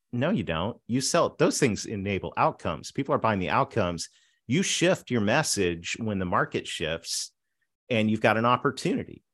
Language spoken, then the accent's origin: English; southwestern Ontario, Canada; grew up between a dairy farm and a pig farm on a dirt road in southwestern Ontario, right across from Rochester